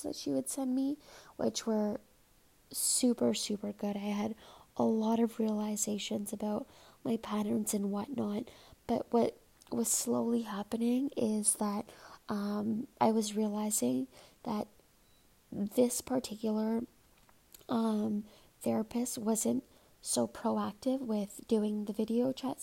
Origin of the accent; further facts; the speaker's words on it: Toronto, Ontario, Canada; I'm from Toronto